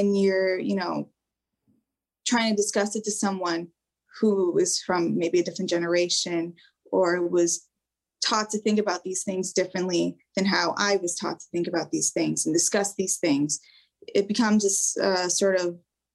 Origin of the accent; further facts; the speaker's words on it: United States; I was raised in America. Obviously, I'm Albanian